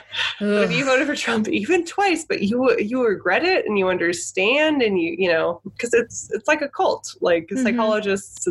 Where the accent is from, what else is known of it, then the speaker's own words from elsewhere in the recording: United States; I'm in this country. I was born here. I'm an American